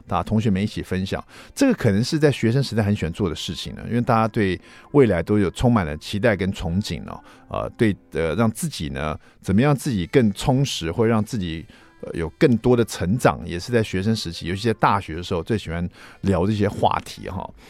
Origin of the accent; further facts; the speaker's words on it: Taiwan; 我们台湾人